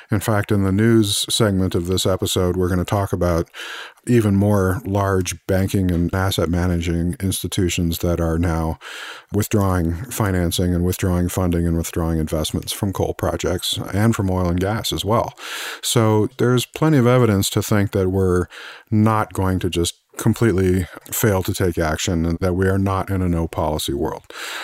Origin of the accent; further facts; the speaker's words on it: Missouri, United States; But of course, as we say here in the US, I'm from Missouri, you know, show me.